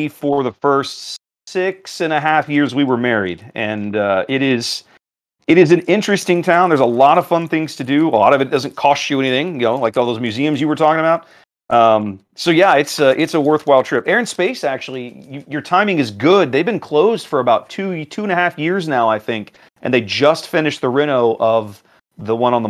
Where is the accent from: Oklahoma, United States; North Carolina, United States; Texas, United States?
Texas, United States; Houston; also born or lived in Washington, D.C. / Northern Canada; So I am from Texas. That has been my home for 35 years now, more or less. I mean, I considered it home. When my wife and I got married 21 years ago, we lived in DC for the first 6 years. But then in 2007, we moved back here